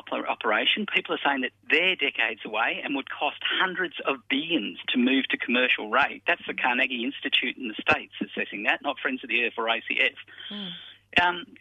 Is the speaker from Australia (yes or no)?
yes; Australia; as an Australian